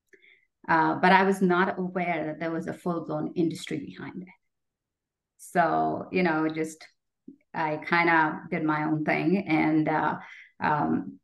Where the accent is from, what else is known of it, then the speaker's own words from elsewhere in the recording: Jaipur, Rajasthan, India; moved away as an adult; also born or lived in Jodhpur, India / New Delhi, India; now in Canada; I was born in India and grew up in the province of Rajasthan, first in Jodhpur, which is known as the Blue City. And then my father took a job in Jaipur, which is known as the Pink City.